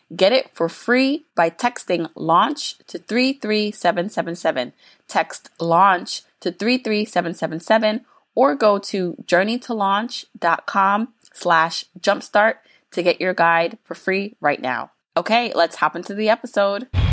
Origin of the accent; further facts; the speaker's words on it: Jamaica; I'm Jamaican